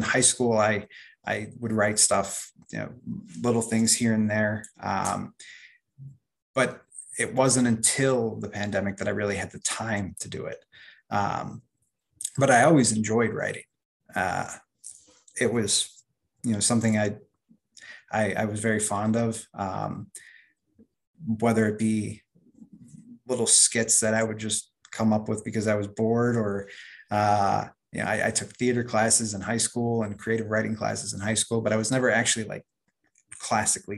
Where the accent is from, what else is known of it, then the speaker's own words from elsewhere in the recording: Chicago, Illinois, United States; I'm from Chicago